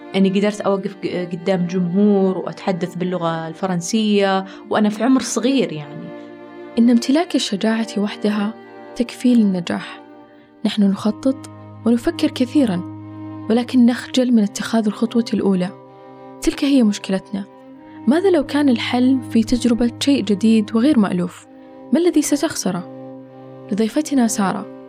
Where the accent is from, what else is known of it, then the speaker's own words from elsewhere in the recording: Saudi Arabia; عندنا في السعودية